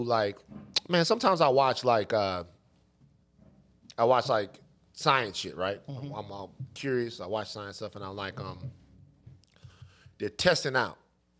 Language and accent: English; Baton Rouge, Louisiana, United States; now in California, United States; somebody growing up in Baton Rouge